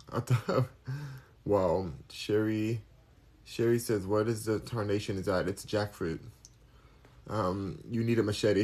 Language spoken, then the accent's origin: English; United States; I'm American.